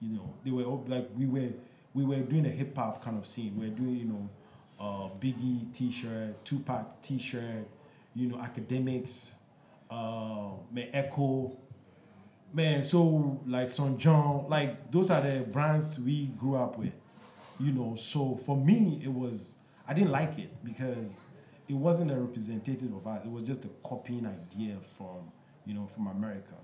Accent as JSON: {"language": "English", "country": "Ghana", "tie": "born or raised there", "said": "When I was growing up in Ghana"}